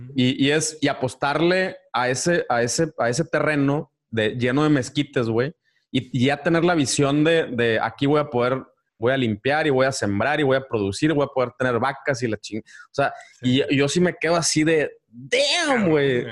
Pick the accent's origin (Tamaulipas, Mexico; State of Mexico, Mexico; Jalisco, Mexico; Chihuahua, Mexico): Tamaulipas, Mexico; Ciudad Victoria; yo soy de Victoria